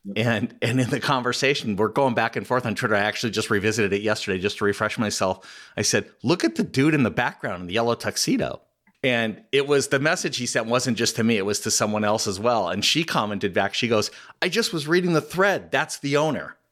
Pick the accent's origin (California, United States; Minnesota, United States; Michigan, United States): California, United States; Southern; I grew up in Southern California